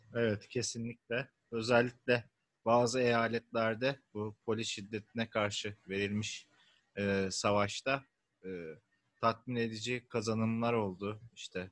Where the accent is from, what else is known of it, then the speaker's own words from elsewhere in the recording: İzmir, Turkey; bir İzmirli olarak